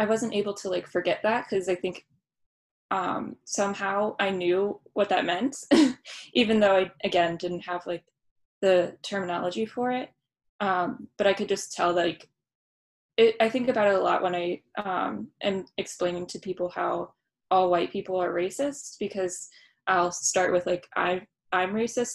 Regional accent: Baltimore, Maryland, United States; growing up in Baltimore

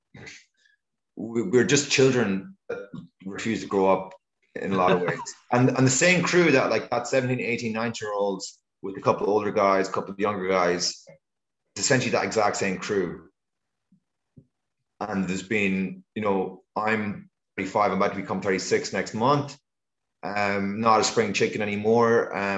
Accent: Ireland; when I was growing up in Ireland, it was the best place on earth to go bodyboarding

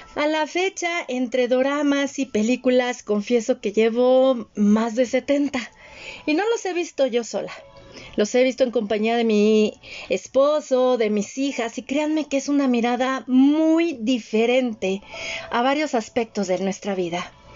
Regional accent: western Mexico, Mexico; yo como el que, que creció en México occidental

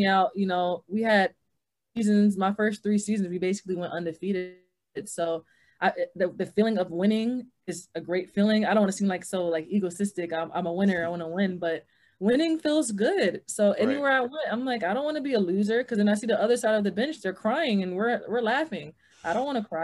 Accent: New York City, New York, United States; moved away as an adult; I'm from Queens, New York

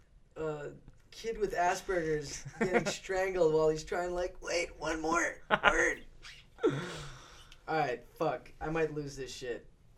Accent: United States; I'm American, kind

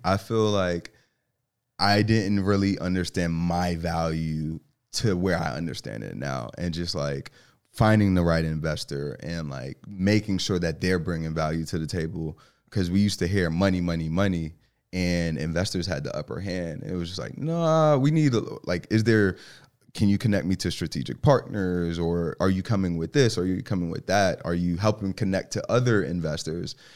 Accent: New York City, New York, United States; now in Charlotte, United States; I grew up in New York, um, so the Bronx

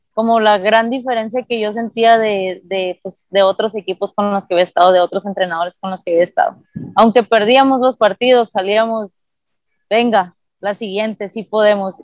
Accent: Nogales, Sonora, Mexico; moved away as an adult; also born or lived in Puebla; me fui a estudiar de Nogales

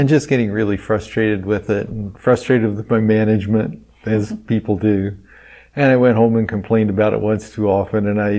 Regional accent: Terre Haute, Indiana, United States; moved away as an adult; now in Lafayette, United States; I grew up in Terre Haute, Indiana.

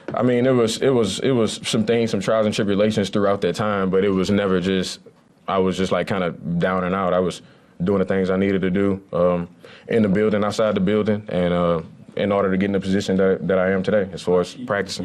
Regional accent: Lafayette, Louisiana, United States; moved away; I grew up in Lafayette, Louisiana

